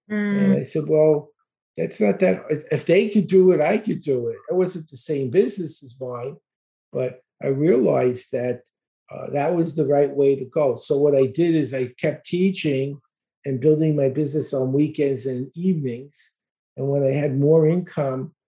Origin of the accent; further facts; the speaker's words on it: New York City, New York, United States; also born or lived in Dallas, Texas; now in Florida, United States; I live in Florida. I grew up in Brooklyn. I lived in Texas near Dallas for 23 years and we moved to Florida about 2 years ago